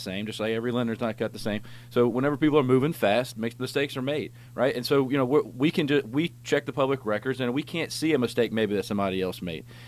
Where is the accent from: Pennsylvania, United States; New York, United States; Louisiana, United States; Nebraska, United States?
Louisiana, United States; Alexandria; I'm from Alexandria